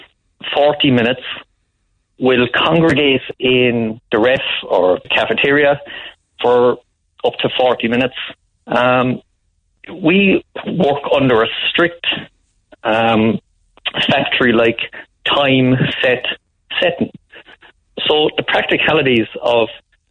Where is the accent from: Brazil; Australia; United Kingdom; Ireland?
Ireland; Cork, Munster; moved away; also born or lived in Kildare; I'm originally from Mayfield, but a secondary school teacher in Kildare